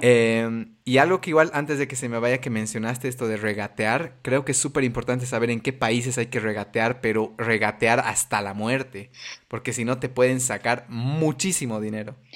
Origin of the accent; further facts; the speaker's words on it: Bolivia; como bolivianitos asustados